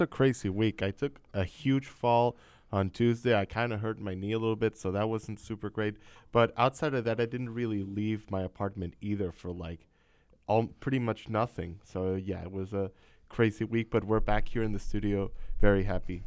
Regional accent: Venezuela; moved away; also born or lived in Miami; I'm from Venezuela, South America

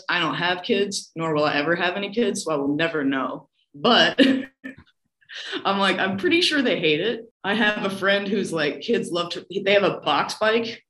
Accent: Iowa, United States; moved away as an adult; also born or lived in Manhattan; I'm from Iowa. I grew up in a car culture.

